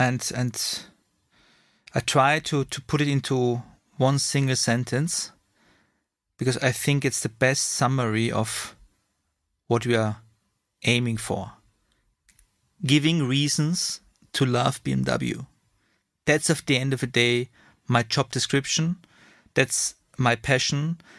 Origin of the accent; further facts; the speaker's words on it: Vienna, Austria; English is a second language; now in Munich, Germany; Austrian from Vienna, now living in Munich, two kids, married, and my source of energy is Red Bull and my home country, Austria